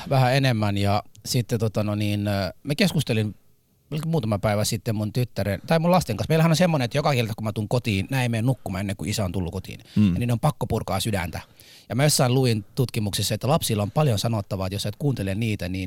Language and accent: Finnish; Somalia; now in Finland; Hei, mä oon, mä oon Somaliasta.